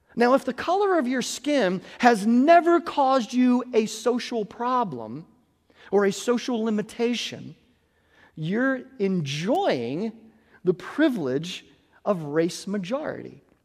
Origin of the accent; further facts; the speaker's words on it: United States; I was born white in America